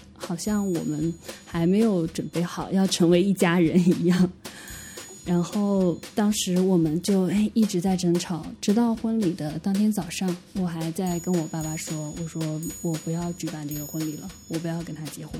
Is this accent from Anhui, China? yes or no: yes; Anhui, China; moved away; 我是安徽人，我们那边的直男癌非常之多